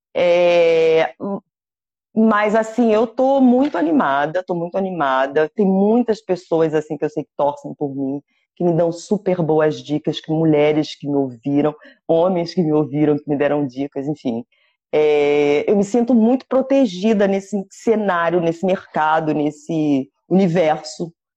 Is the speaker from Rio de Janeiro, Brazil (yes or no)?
yes; Rio de Janeiro, Brazil; first language Portuguese; moved away; Eu morro de saudades é, do Brasil